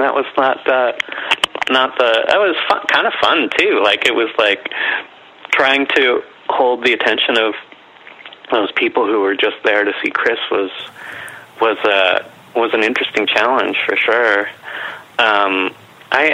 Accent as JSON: {"language": "English", "town": "Winnipeg", "region": "Manitoba", "country": "Canada", "tie": "born or raised there", "said": "So I've been here all my 45 years and yeah."}